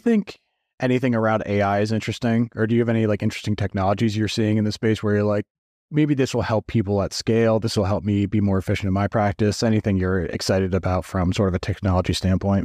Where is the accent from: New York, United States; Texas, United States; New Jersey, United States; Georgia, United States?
New Jersey, United States; now in Scottsdale, United States; I grew up in New Jersey